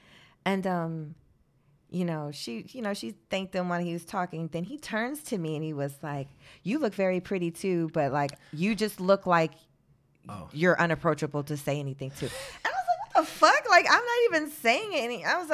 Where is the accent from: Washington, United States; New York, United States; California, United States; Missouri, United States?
New York, United States; Nah, cause like, I mean, especially growing up in New York